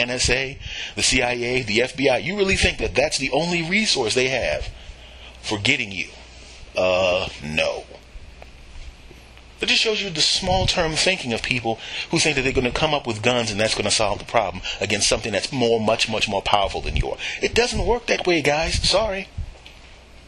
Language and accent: English; Philadelphia, Pennsylvania, United States; moved away; I am originally from Philadelphia